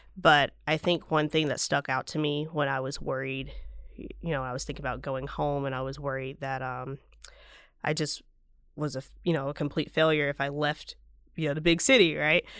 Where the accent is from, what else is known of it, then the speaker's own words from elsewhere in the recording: Vicksburg, Mississippi, United States; moved away as an adult; also born or lived in New Jersey; I'm originally from Vicksburg